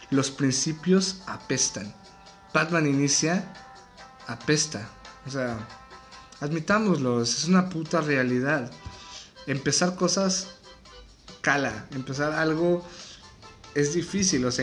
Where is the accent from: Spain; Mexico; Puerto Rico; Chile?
Mexico; Así es, señores, soy mexicano, estoy en cuarentena